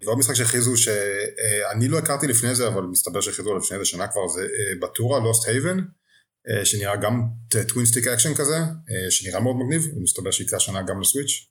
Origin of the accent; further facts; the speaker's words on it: Israel; בתור ישראלי